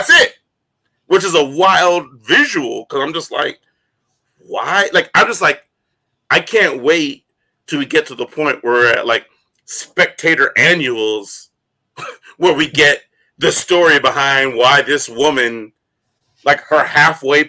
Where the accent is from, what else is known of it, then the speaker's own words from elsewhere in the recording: United States; as an American